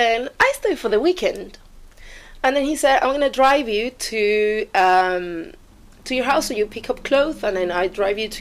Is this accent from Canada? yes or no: no; Venezuela; moved away; I'm from Venezuela